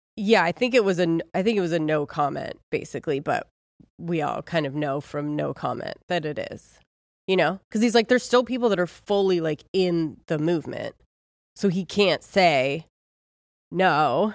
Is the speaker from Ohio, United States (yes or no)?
yes; Ohio, United States; I'm from Ohio